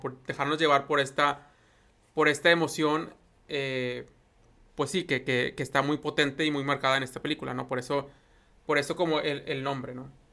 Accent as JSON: {"language": "Spanish", "country": "Mexico", "said": "como mexicanos conocemos esta expresión"}